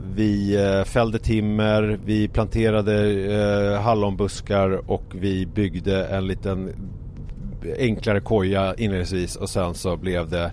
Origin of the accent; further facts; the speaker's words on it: Haninge, Stockholm County, Sweden; villan som jag växte upp i, i Haninge